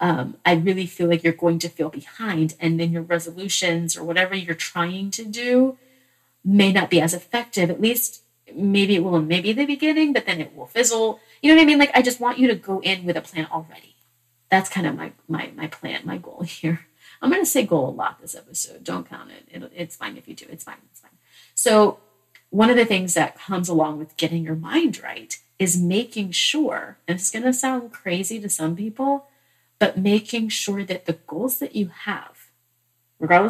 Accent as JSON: {"language": "English", "region": "Massachusetts", "country": "United States", "tie": "born or raised there", "said": "I was born in Massachusetts"}